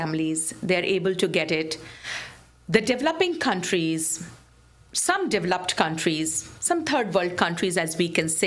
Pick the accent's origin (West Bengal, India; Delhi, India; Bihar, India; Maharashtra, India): Bihar, India; now in Michigan, United States; my home state, in my home country, in India, in Bihar, in the city of Patna.